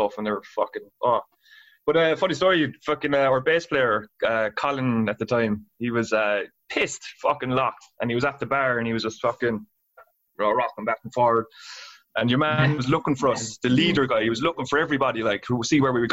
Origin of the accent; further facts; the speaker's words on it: Ireland; I was fucking from Ireland